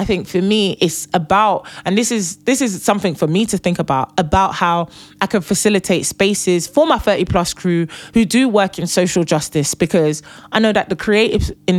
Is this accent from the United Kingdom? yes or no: no; Nigeria; I am Nigerian and I am the first daughter.